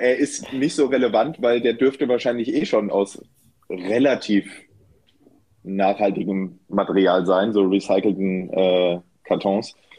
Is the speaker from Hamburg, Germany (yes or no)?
no; Bad Nauheim, Hesse, Germany; bei mir in meiner Heimatstadt in Bad Nauheim